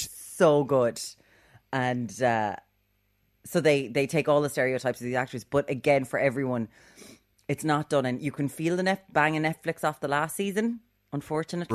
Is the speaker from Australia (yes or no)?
no; Ireland; we're Irish